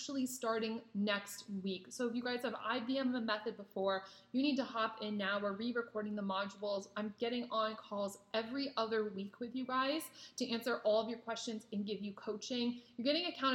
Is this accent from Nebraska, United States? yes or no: yes; Nebraska, United States; moved away as an adult; now in California, United States; I'm actually from Nebraska and I just moved to California this year in May